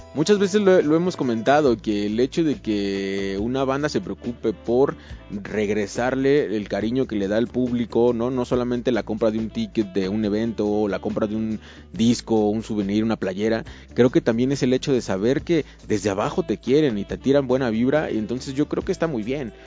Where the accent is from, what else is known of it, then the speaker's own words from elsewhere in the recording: Ciudad Nezahualcóyotl, State of Mexico, Mexico; yo soy de Ciudad Nesa